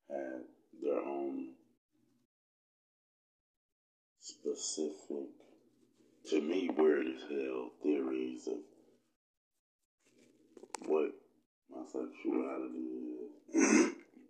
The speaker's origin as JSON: {"language": "English", "town": "Oklahoma City", "region": "Oklahoma", "country": "United States", "tie": "born or raised there", "said": "Growing up in Oklahoma City for me was quite the experience"}